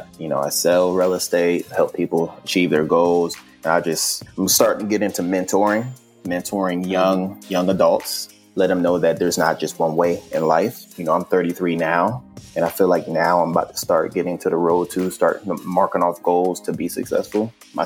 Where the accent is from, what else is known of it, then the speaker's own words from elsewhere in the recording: Panama; born there; also born or lived in Germany / New York / Virginia / New Jersey; I was born in Panama. Both my parents were in the army for about 20-something years. So we traveled all over the place. I lived in Germany. My mother's from Trinidad, so we visited there a few times. We lived in New York, Virginia, New Jersey, Pennsylvania.